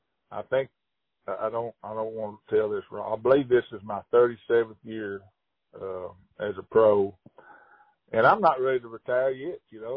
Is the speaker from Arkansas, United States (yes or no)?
yes; Hot Springs, Arkansas, United States; And I grew up in Hot Springs, and gosh, yeah, I can remember my dad picking me up, you know, at the schoolyard and in grade school, and going straight to the lake